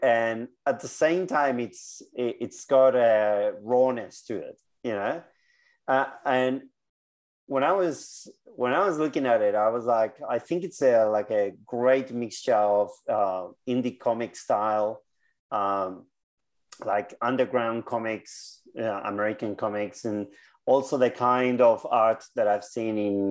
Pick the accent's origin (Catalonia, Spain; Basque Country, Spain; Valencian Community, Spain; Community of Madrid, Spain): Basque Country, Spain; now in Victoria, Australia; I was a kid in the 80s, and in the Basque Country, the biggest music was punk